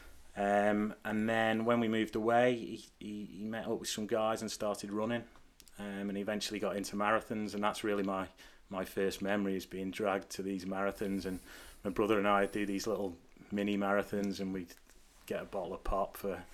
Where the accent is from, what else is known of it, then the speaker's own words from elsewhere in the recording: the Northwest, North West England, United Kingdom; growing up in the Northwest